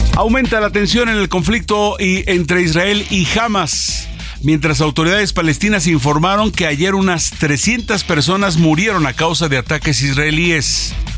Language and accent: Spanish; Mexico; Yo soy el mexicano de los raros que me como un taco